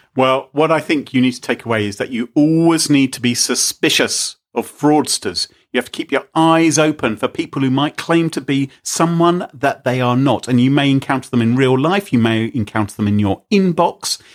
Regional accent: United Kingdom; we're British

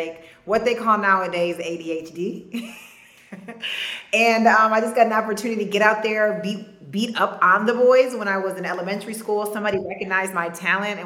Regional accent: Ann Arbor, Michigan, United States; growing up in Ann Arbor

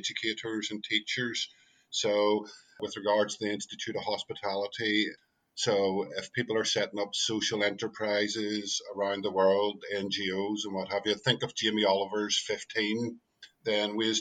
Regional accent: Belfast, Northern Ireland, United Kingdom; moved away; also born or lived in London; I'm originally from Belfast, as you can tell by my accent

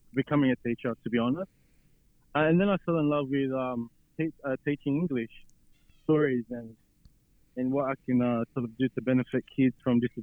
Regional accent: Sydney, New South Wales, Australia; I was born here in Sydney.

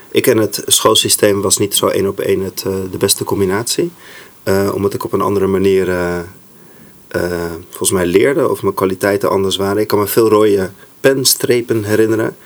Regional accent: Saudi Arabia; want ik ben opgegroeid in Saudi-Arabië. Dus daar ging ik voor het eerst naar school, midden in de woestijn.

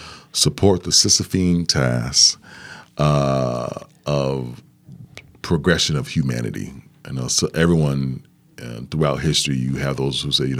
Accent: Milwaukee, Wisconsin, United States; Milwaukee native, born and raised in Sherman Park, which is a neighborhood in Milwaukee, here in Milwaukee.

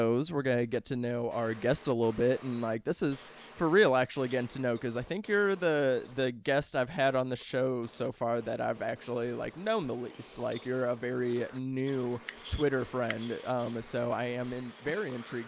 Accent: St. Louis, Missouri, United States; now in Los Angeles, United States; I'm from St. Louis

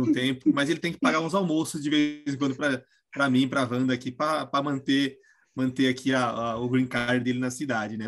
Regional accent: Jundiaí, São Paulo, Brazil; eu sou de Jundiaí, moro em Jundiaí ainda

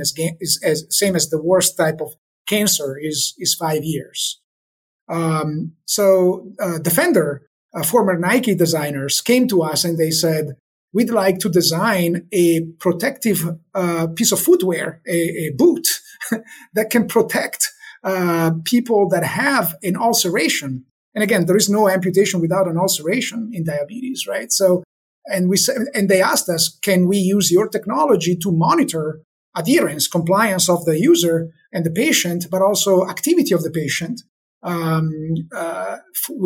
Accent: Italy; moved away; We're from Italy.

